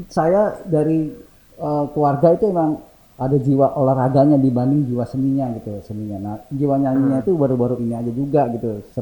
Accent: Java, Indonesia; sedangkan saya kan orang Jawa

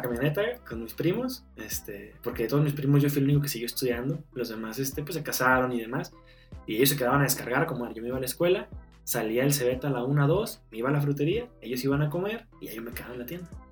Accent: Canatlán, Durango, Mexico; now in Durango, Mexico; soy de Canatlán, Canatlán Durango. Allá viví 18 años, criado orgullosamente de abuela.

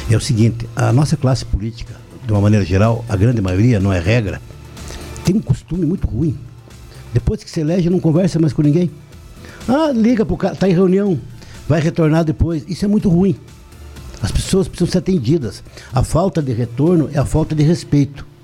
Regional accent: União da Vitória, Paraná, Brazil; born there; Eu sou nascido em União da Vitória.

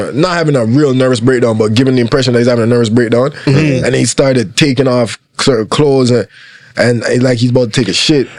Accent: Portmore, Saint Catherine, Jamaica; accent: Jamaican; now in Toronto, Canada; I'm from Portmore, Jamaica.

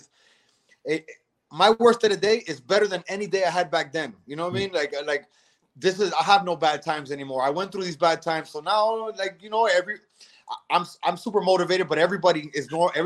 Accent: Miami, Florida, United States; my parents are Cuban. I'm born and raised in Miami

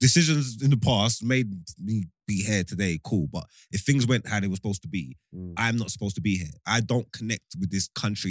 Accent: England, United Kingdom; I was born here.

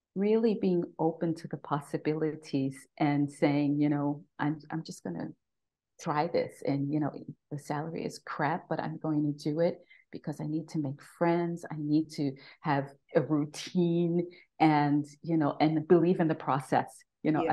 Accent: New York City, New York, United States; moved away as an adult; now in Austria; I am a native New Yorker, born and raised, raised in the Bronx

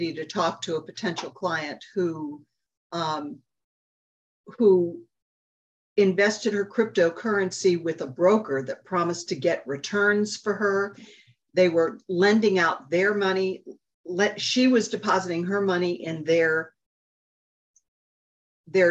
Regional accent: Park Ridge, Illinois, United States; I grew up in Park Ridge, Illinois, just outside Chicago.

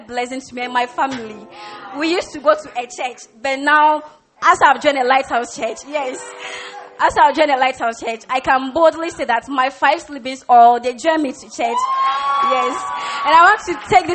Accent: Hohoe, Volta, Ghana; And I come from the Volta region, Hohoe.

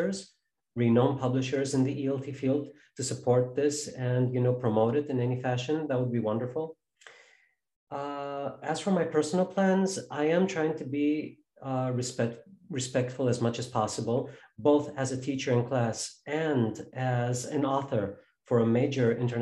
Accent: Chicago, Illinois, United States; my hometown of Chicago

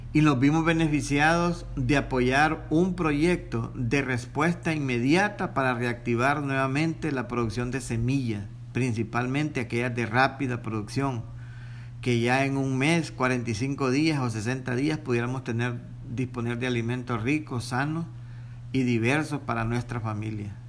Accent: Honduras; como hondureños

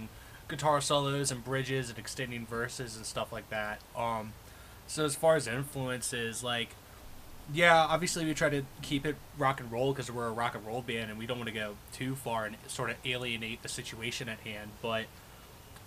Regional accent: Lexington, Virginia, United States; now in Richmond, United States; I grew up in Lexington

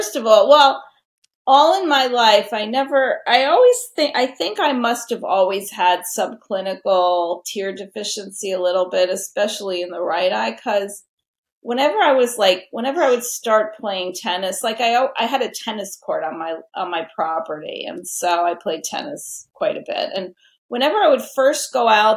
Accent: New York City, New York, United States; now in Connecticut, United States; I'm a New Yorker at heart. I grew up in New York City.

